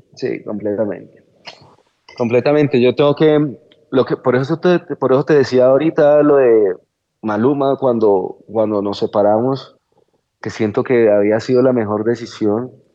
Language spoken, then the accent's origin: Spanish; Colombia; la forma en la que somos los colombianos en general